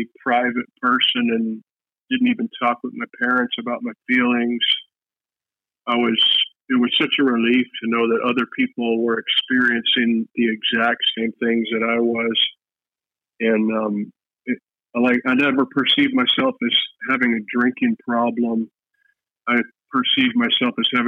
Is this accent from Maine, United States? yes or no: no; Ohio, United States; moved away as an adult; also born or lived in Fairbanks, Alaska / Kipnuk, Alaska; now in Bethel, United States; I'm originally from Ohio. I went to Fairbanks. I went to UAF in 1988